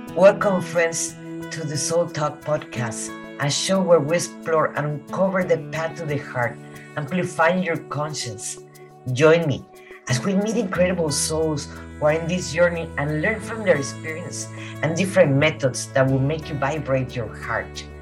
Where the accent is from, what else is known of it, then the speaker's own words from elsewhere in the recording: Veracruz, Mexico; first language Spanish; English is a second language; now in United States; I grew up in Veracruz